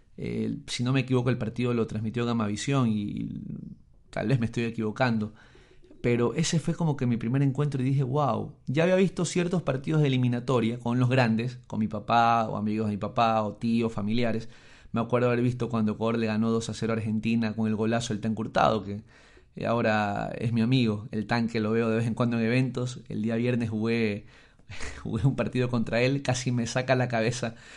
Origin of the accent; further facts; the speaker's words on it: Guayaquil, Guayas, Ecuador; Soy de la costa, soy, soy guayaquileño, a pesar de que muchos piensan que soy de Chone.